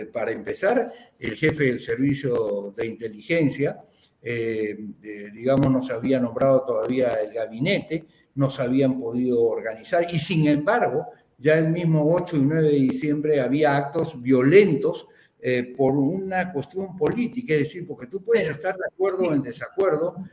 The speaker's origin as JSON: {"language": "Spanish", "country": "Peru", "said": "yo como peruano"}